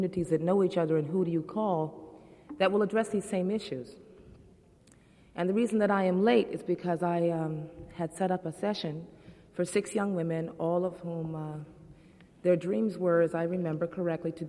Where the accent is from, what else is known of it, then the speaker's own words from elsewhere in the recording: United States; I'm an American. I went to American schools, and I graduated. I've lived in America all my life